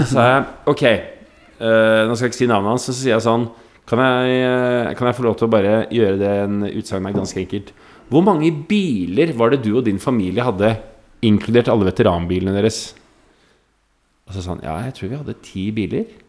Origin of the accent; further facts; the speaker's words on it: Oslo, Norway; Vokste opp eh, arbeiderklassefamilie. Bodde i generasjonsbolig på Nordstrand.